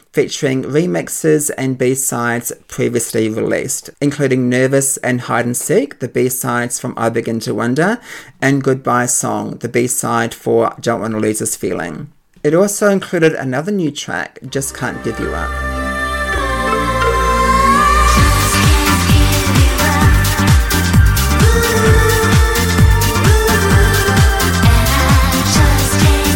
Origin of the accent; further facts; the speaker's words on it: Auckland, New Zealand; I grew up in Auckland in New Zealand